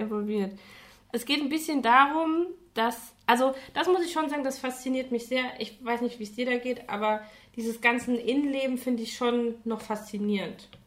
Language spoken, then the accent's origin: German; Saarland, Germany; ich komme ja aus dem Saarland und da noch eher vom Dorf